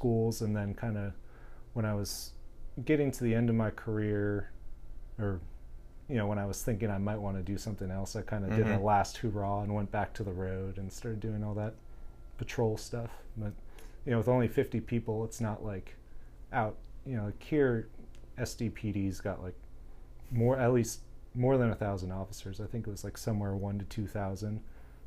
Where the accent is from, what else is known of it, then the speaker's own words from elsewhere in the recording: San Diego, California, United States; moved away as an adult; also born or lived in Washington, D.C.; now in San Diego, United States; growing up in San Diego